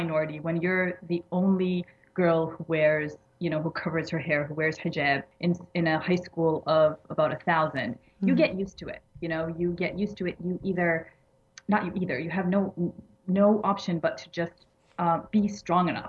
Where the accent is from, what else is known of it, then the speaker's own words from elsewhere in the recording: Massachusetts, United States; accent: American; moved away as an adult; now in Egypt; I was born and raised in Massachusetts